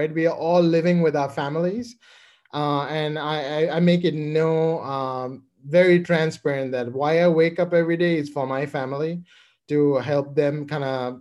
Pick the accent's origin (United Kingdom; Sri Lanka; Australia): Sri Lanka; Colombo, Western Province; moved away as an adult; now in United States; I grew up in Colombo, Sri Lanka